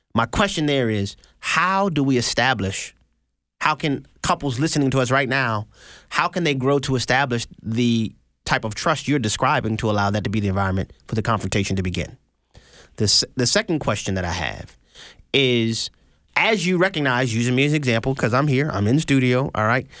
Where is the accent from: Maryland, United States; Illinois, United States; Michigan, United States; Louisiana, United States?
Louisiana, United States; New Orleans; moved away; also born or lived in Houston, Texas; I'm from New Orleans, Louisiana, born and raised, ninth ward